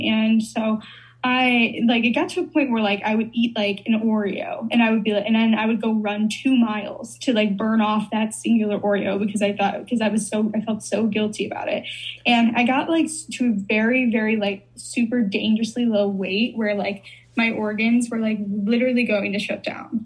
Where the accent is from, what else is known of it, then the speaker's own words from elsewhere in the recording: Chicago, Illinois, United States; I'm from Chicago